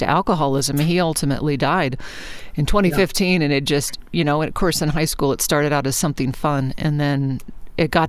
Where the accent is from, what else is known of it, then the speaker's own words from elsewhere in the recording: Anchorage, Alaska, United States; moved away; also born or lived in Fairbanks, Alaska; I grew up in Anchorage, and then I went to college in Fairbanks